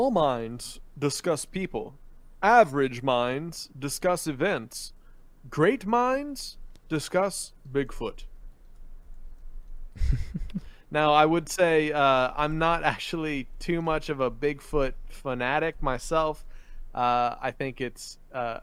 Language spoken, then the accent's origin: English; Philippines; now in United States; growing up in the Philippines and driving there